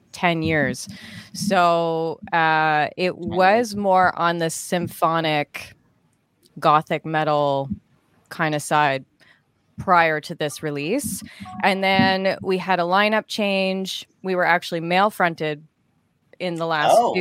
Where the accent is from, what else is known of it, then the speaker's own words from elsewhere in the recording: Canada; I'm Canadian